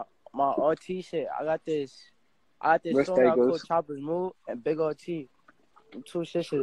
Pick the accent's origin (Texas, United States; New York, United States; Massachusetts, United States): New York, United States; New York City; We in Queens with it.